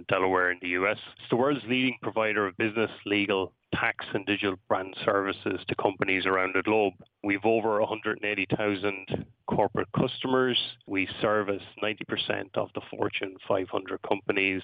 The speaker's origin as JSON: {"language": "English", "town": "Enniscorthy", "region": "Leinster", "country": "Ireland", "said": "I'm from Enniscorthy"}